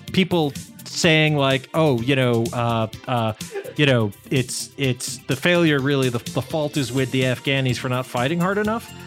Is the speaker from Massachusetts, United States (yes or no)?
yes; Massachusetts, United States; I'm from Massachusetts